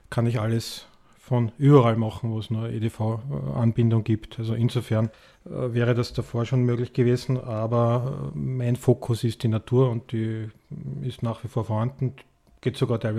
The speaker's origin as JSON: {"language": "German", "region": "Tyrol", "country": "Austria", "tie": "born or raised there", "also_born_or_lived": "United States", "said": "ich bin übrigens in, in, in Amerika geboren und in Tirol aufgewachsen, so. Ja. Also mein, mein Dialekt ist etwas ähm, wenig nur mehr vorhanden."}